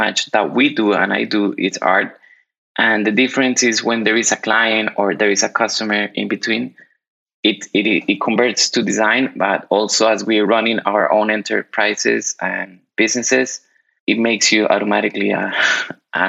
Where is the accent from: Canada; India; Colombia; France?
Colombia; now in Miami, United States; I was born in Colombia. Right now, I'm currently based in Miami, Florida, and also I'm a global citizen.